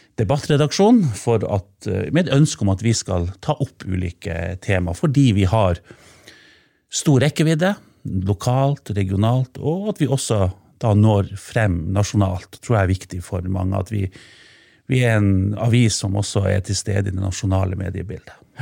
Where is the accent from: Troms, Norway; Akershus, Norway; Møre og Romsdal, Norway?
Troms, Norway; Senja; also born or lived in Finnsnes; now in Tromsø, Norway; hjemme i kommunen der jeg vokste opp, på Senja